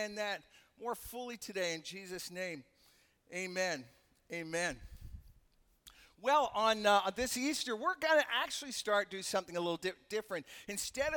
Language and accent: English; Canada; moved away; I'm from Canada. That's why I sound funny.